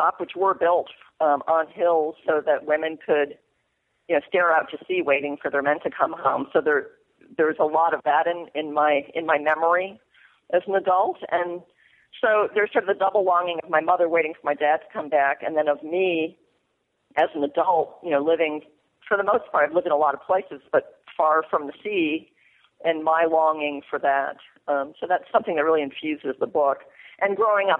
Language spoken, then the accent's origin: English; Mystic, Connecticut, United States; born or raised there; moved away as an adult